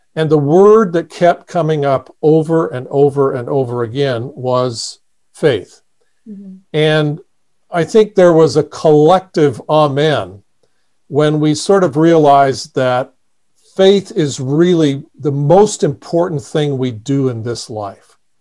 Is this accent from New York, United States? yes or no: no; Indiana, United States; moved away as an adult; now in Kansas City, United States; I grew up in Indiana, on a farm